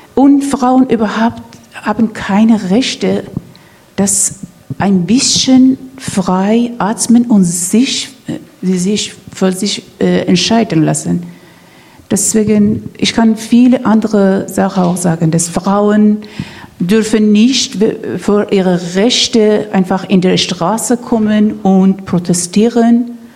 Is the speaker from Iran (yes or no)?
yes; Iran; German is a second language; moved away as an adult; now in Rostock, Germany; Ich als ein Iranerin